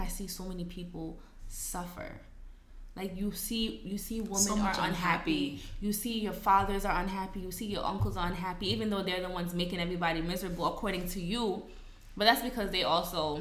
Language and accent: English; Guinea; I'm from Guinea.